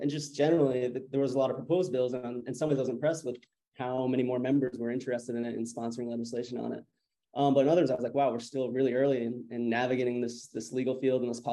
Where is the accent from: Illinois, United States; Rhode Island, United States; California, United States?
Rhode Island, United States; Providence; moved away as an adult; also born or lived in Washington, D.C.; I'm from Providence, Rhode Island